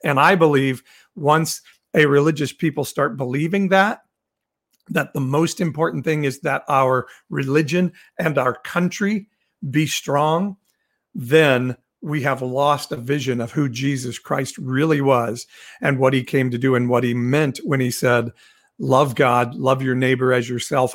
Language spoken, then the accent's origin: English; Midwest, United States; I grew up in the Midwest